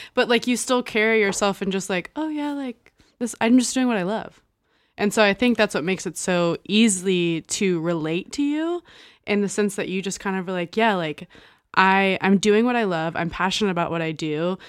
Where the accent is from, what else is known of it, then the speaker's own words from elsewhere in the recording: Texas, United States; moved away; I'm pretty much, like, born and raised in Texas